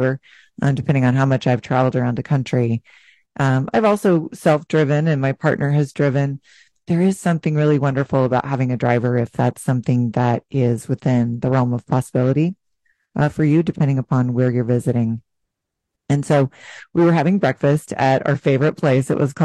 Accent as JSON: {"language": "English", "country": "United States", "said": "we would say the U.S."}